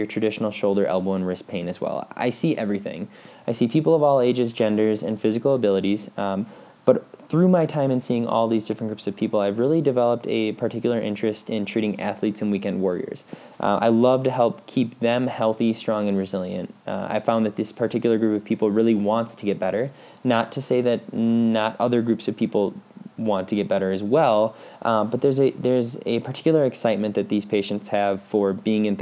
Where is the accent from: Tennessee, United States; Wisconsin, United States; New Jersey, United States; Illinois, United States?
Wisconsin, United States; Pulaski; moved away as an adult; also born or lived in La Crosse, Wisconsin; now in Colorado Springs, United States; I grew up just north of Green Bay, Wisconsin in a small town called Pulaski